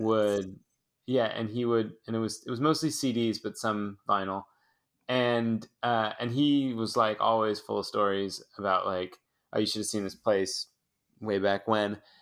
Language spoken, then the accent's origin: English; San Francisco, California, United States; I'm from Haight Ashbury. I'm from the same block that the famous …, …, … house is on.